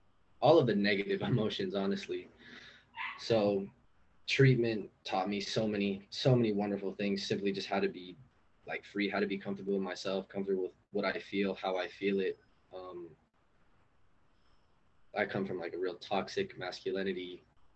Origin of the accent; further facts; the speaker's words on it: Los Angeles, California, United States; I'm from East LA.